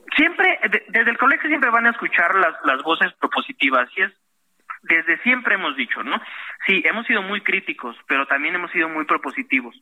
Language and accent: Spanish; Mexico; como pilotos mexicanos